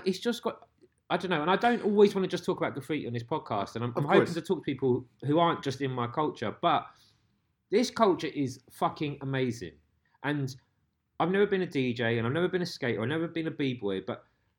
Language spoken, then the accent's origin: English; London, United Kingdom; I grew up in central London. I grew up in Zone 2